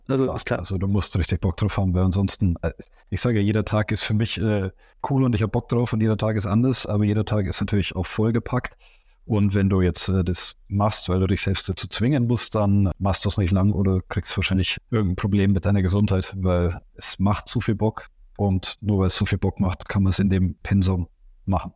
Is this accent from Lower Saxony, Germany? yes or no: no; Augsburg, Bavaria, Germany; ich komme aus Augsburg und der FC Augsburg liegt mir am Herzen